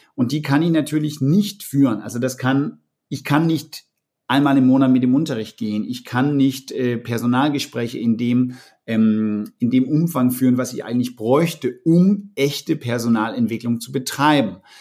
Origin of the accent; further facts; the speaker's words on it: Denmark; now in Germany; als Däne in Deutschland hab ich extremst viel von den Deutschen gelernt